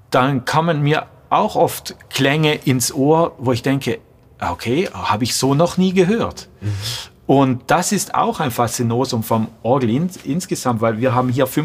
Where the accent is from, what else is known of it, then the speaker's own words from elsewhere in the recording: Trentino-Alto Adige, Italy; Ich glaube, erst das war zwölf Jahre und zu dieser Zeit war ich auch bei uns in Südtirol im Jugendchor